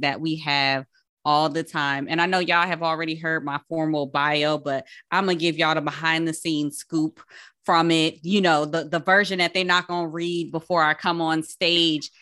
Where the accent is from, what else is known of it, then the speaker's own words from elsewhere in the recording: Paterson, New Jersey, United States; I'm from Patterson